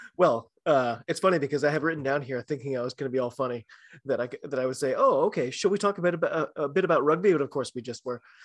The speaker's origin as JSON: {"language": "English", "country": "United States", "said": "I'm an American rugby fan"}